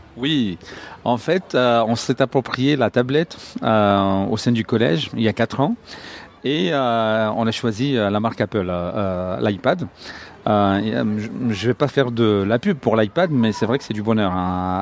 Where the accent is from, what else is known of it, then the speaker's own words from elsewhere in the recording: Cairo, Cairo Governorate, Egypt; now in Alexandria, Egypt; Je suis né au Caire